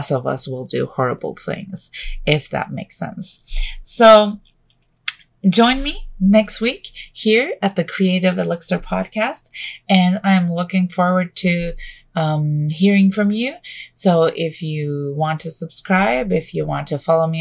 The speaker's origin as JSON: {"language": "English", "country": "Canada", "also_born_or_lived": "Vancouver", "said": "I am Canadian. I live just outside of Vancouver"}